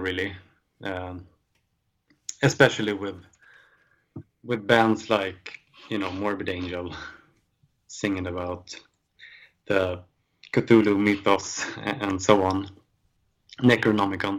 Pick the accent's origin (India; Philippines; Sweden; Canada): Sweden; us growing up in Sweden